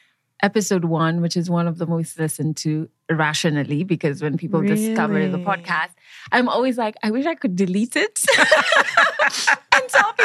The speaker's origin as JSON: {"language": "English", "region": "Nairobi", "country": "Kenya", "said": "I'm from Nairobi, Kenya."}